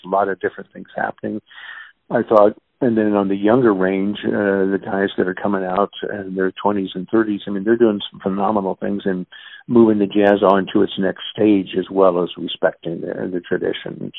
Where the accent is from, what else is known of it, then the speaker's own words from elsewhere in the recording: Kansas City, Missouri, United States; I was born and raised in Kansas City. I'm a, a native Kansas Cityan and uh, grew up basically in the Brookside neighborhood.